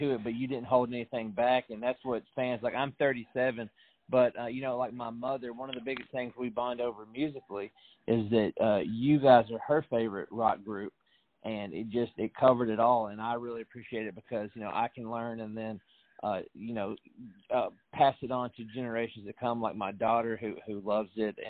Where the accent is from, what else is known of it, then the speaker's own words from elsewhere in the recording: the South, United States; I'm from the South